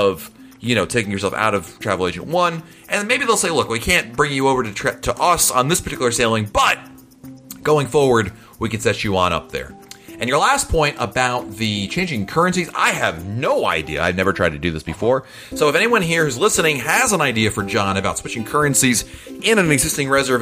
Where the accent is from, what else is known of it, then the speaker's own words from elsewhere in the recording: United States; I'm an American